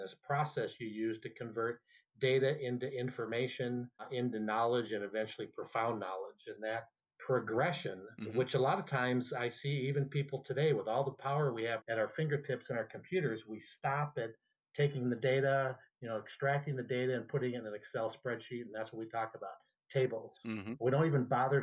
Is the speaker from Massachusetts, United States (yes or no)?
no; Minnesota, United States; moved away; also born or lived in California; I may have been born in Minnesota